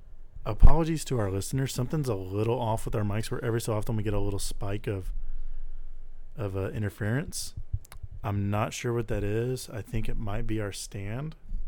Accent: Houston, Texas, United States; I grew up in Houston, so I had a choice to make.

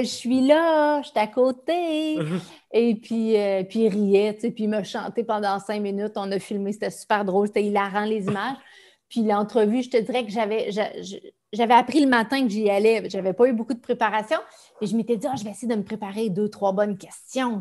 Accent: Amos, Quebec, Canada; ma ville natale, Amos

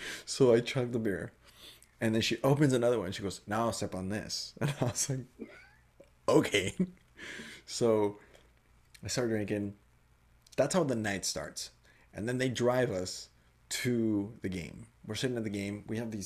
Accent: Nebraska, United States; moved away; I'm from Nebraska. Buckle was like started like 40 miles from where I grew up.

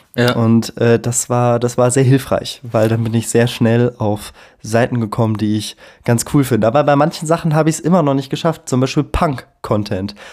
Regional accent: Hesse, Germany; now in Munich, Germany; ich komme ja aus der Provinz. Ne? In Hessen

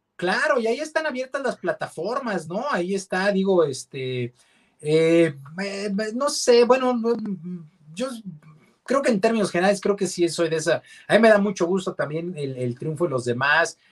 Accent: Mexico; como mexicanos

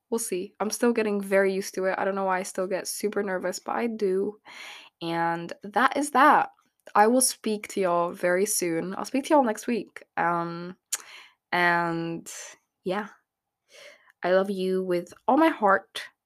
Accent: Abu Dhabi, United Arab Emirates; I grew up in Abu Dhabi

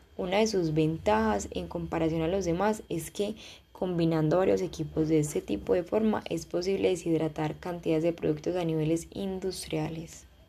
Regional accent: Colombia; en mi país Colombia

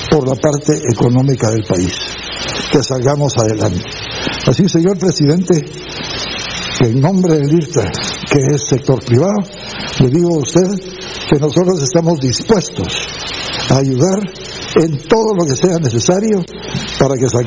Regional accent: Guatemala; todos los que somos guatemaltecos y que queremos a Guatemala

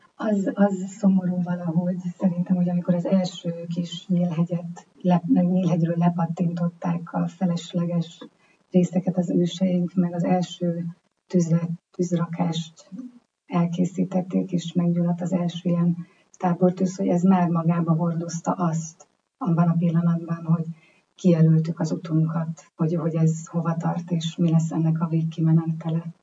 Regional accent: Hungary; magyarok vagyunk

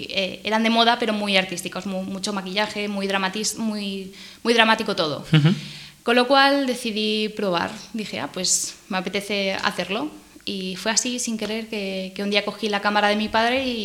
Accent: Pontevedra, Galicia, Spain; also born or lived in Cádiz / Canarias / Cartagena / Madrid; es muy difícil decir dónde me he criado porque yo soy de Pontevedra, de, Galicia. Lo que pasa es que me, he mudado toda mi vida. He estado en, Cádiz, en Canarias, en Cartagena, en Madrid, en Bélgica, en, Galicia en muchos sitios

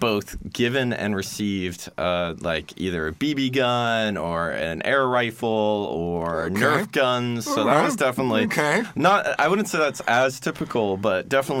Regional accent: Pennsylvania, United States; moved away as an adult; also born or lived in New York; now in Poznań, Poland; I'm from Pennsylvania. I've lived in New York for 6 years before coming here to Poland.

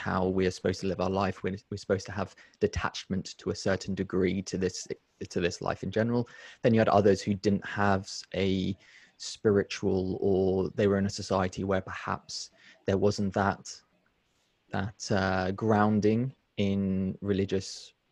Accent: United Kingdom; born and brought up in a society like I am from Britain, but my family's not, my grandparents weren't

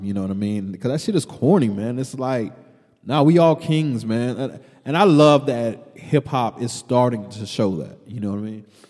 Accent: Killeen, Texas, United States; also born or lived in New York; you and I just growing up in Killeen.

